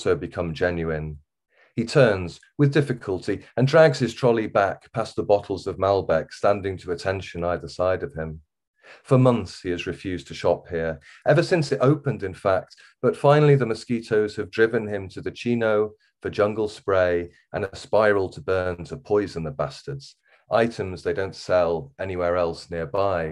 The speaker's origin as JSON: {"language": "English", "area": "Wirral", "region": "North West England", "country": "United Kingdom", "tie": "born or raised there", "also_born_or_lived": "Liverpool", "accent": "Wirral", "moved": "yes", "said": "I grew up on the Wirral, on the West Wirral, really."}